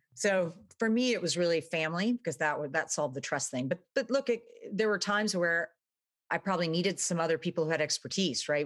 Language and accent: English; Dallas, Texas, United States; moved away as an adult; also born or lived in Austin, Texas / New York City / Venice; I was, uh, born in Texas, actually. I grew up in Dallas